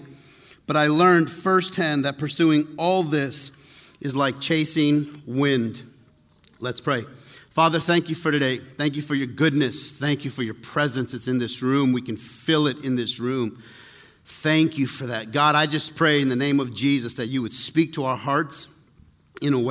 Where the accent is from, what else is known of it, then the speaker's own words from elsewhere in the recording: Taos, New Mexico, United States; I grew up in Taos